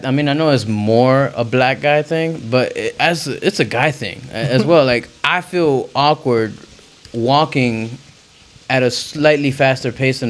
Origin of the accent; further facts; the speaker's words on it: New Jersey, United States; I was born in Jersey.